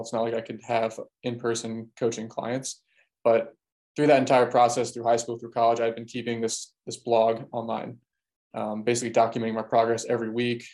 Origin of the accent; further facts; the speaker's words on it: Baltimore, Maryland, United States; I'm from Baltimore